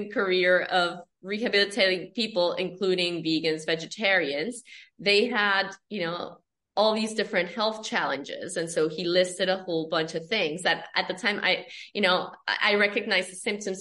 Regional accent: Colombia; I'm from Colombia, South America

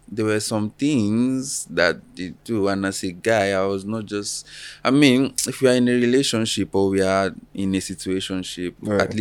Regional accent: Lagos, Nigeria; grew up

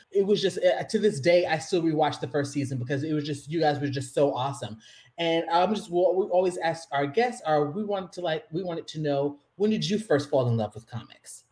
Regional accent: Columbus, Ohio, United States; we grew up in Columbus, Ohio. We we've known each other since we were 13

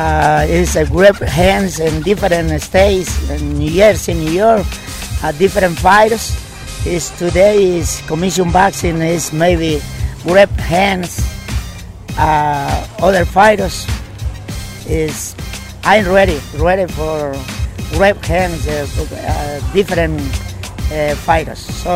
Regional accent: Ciudad Altamirano, Guerrero, Mexico; English is a second language; now in Kingston; Mexico, Ciudad Altamirano, Guerrero. Pero live in Kingston.

